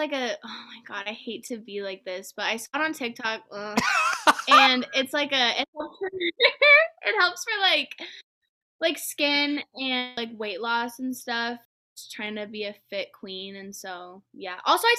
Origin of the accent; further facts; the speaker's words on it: Montana, United States; It's a lot different now that I've come back from living here, you know